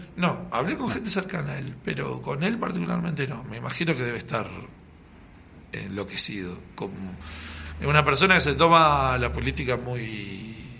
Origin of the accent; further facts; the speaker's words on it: Argentina; somos de argentinos